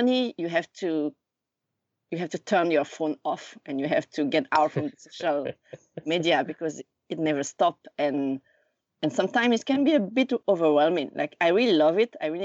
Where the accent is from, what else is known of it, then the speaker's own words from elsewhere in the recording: Lausanne, Vaud, Switzerland; moved away as an adult; now in Tokyo, Japan; I was born and raised in Lausanne, Switzerland, in the French part.